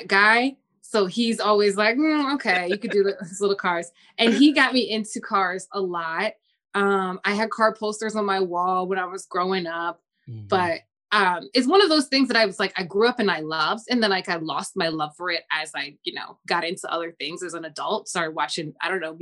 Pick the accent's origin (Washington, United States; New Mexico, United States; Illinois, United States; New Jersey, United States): New Jersey, United States; I grew up in South Jersey